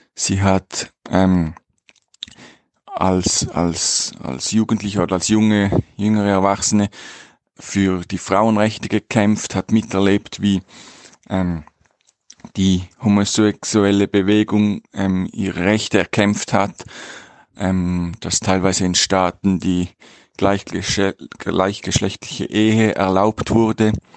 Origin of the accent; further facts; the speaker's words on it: Switzerland; moved away as an adult; ich komme aus der Schweiz